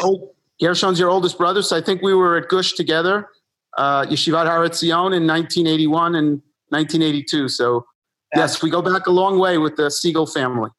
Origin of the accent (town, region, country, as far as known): New York City, New York, United States; born or raised there; also born or lived in Buenos Aires, Argentina